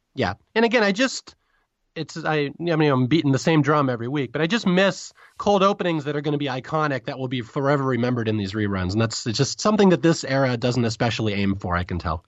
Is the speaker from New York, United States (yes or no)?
no; California, United States; as a Californian